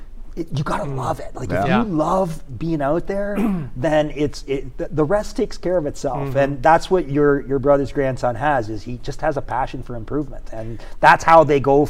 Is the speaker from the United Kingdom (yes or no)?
no; just outside London, Ontario, Canada; accent: Canadian; now in Shreveport, United States; Just outside of London, Ontario, Canada.